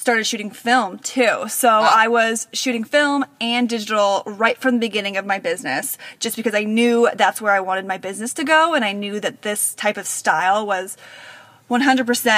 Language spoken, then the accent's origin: English; Bay Area, California, United States; born or raised there; now in Sacramento, United States